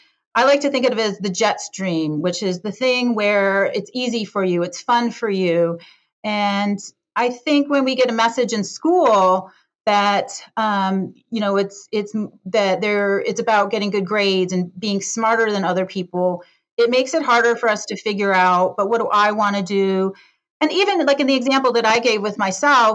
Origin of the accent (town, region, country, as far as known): Detroit, Michigan, United States; born or raised there; now in San Francisco, United States